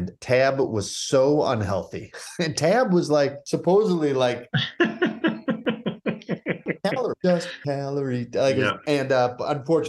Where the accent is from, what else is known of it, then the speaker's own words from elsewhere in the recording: Cleveland, Ohio, United States; moved away; growing up in Cleveland